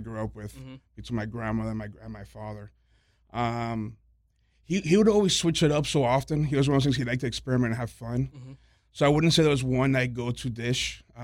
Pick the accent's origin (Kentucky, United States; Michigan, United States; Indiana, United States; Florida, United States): Florida, United States; Miami; also born or lived in North Carolina; Born and raised in Miami. Mercy Hospital.